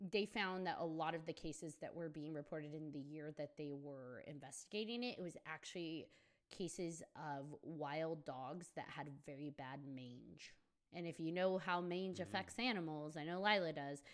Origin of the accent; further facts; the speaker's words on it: Colorado, United States; moved away; I come from Colorado